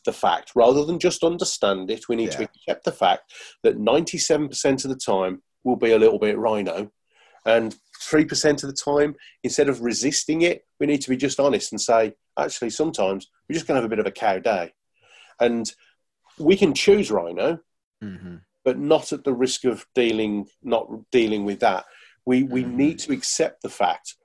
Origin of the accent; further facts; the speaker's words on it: Birmingham, West Midlands, United Kingdom; I'm from Birmingham, so we don't